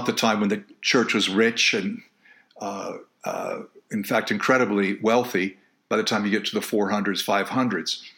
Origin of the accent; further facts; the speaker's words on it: United States; my fellow Americans, as I'm an American citizen